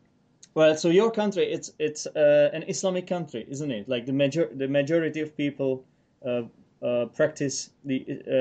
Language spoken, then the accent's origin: English; Czechia; English is a second language; We are both from the Eastern Europe, and the Czech Republic is considerably small compared to Poland.